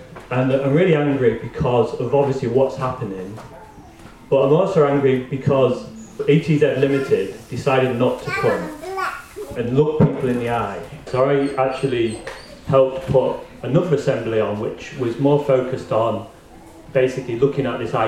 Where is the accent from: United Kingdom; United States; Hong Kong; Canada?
United Kingdom; Grimsby, Yorkshire and the Humber; now in Aberdeen, United Kingdom; As you probably can recognise from my voice, I'm not from Aberdeen, I'm from Grimsby. And so Grimsby's a place where it's like transitioned, and it's transitioned from fishing to basically nothing. And so it's had a big impact on parts of the town which I grew up